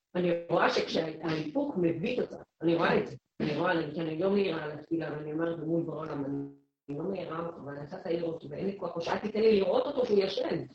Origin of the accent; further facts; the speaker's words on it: Netanya, Central District, Israel; אני גדלתי בשכונת פשע, מעורבת, בנתניה